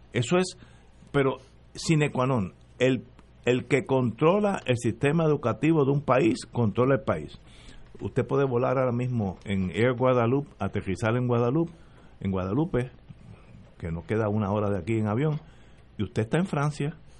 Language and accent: Spanish; Puerto Rico; Yo soy puertorriqueño.